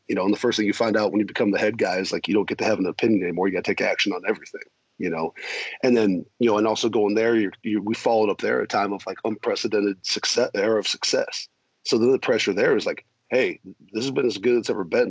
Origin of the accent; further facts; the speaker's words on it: South Dakota, United States; also born or lived in Minnesota; growing up in South Dakota, family from Minnesota. I was born in Minnesota.